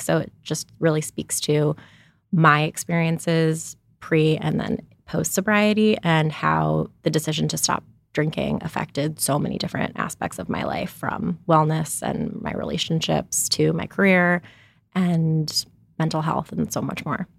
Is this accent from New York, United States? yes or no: yes; New York City, New York, United States; moved away as an adult; now in Los Angeles, United States; I'm from New York City originally